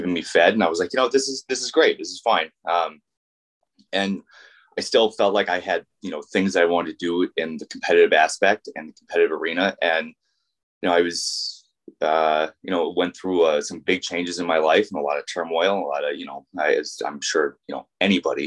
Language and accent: English; Vermont, United States; I grew up in Vermont